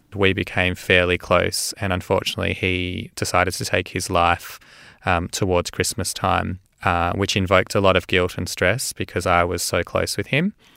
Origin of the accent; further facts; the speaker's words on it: Melbourne, Victoria, Australia; I was born and raised in Melbourne. Um, I grew up in a Jewish area, I'm Jewish background, uh, called Caulfield